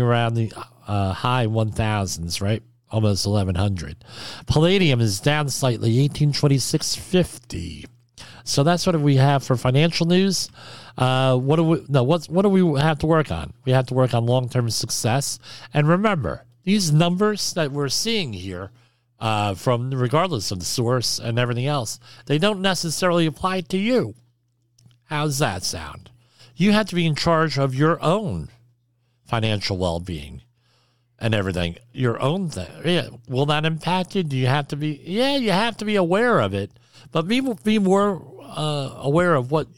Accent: New Jersey, United States; I'm from New Jersey

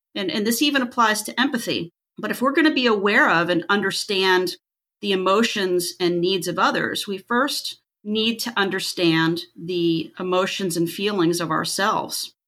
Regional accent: Pennsylvania, United States; moved away as an adult; now in Florida, United States; I'm originally from Pennsylvania, moved to Florida almost twenty years ago.

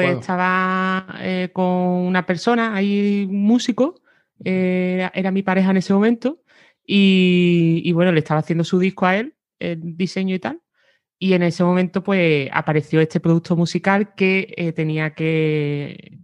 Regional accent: Cádiz, Andalusia, Spain; moved away as an adult; soy de Cádiz. Lo que pasa que me fui de allí a los 18

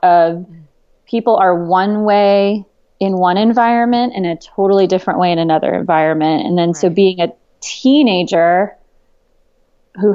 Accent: Long Island, New York, United States; Well, I was born and raised Catholic up in Long Island

